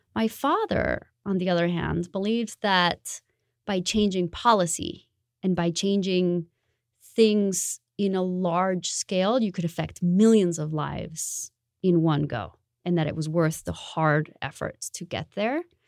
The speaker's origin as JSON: {"language": "English", "town": "Bogotá", "region": "Bogotá Capital District", "country": "Colombia", "tie": "born or raised there", "moved": "yes", "said": "I am originally from Colombia. Um, I grew up in Bogota"}